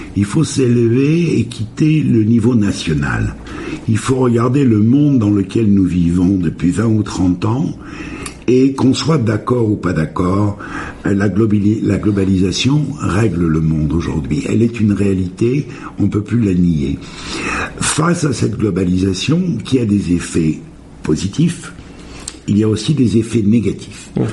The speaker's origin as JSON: {"language": "French", "country": "France", "moved": "yes", "said": "je suis français"}